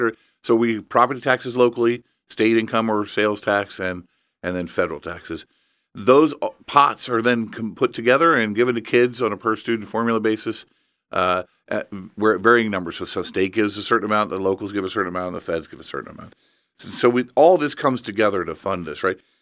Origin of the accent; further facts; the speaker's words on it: Evansville, Indiana, United States; I grew up in Evansville